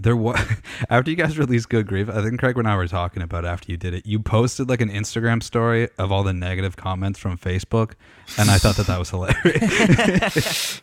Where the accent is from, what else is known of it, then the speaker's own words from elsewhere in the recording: Canada; I'm, I'm from Canada.